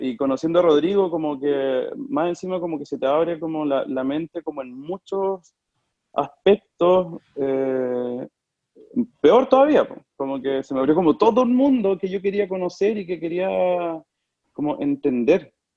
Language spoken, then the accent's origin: Spanish; Talca, Maule, Chile; also born or lived in Argentina / Milan, Italy; soy de Talca, eh, me considero talquino, pese a que no nací en Talca, soy argentino.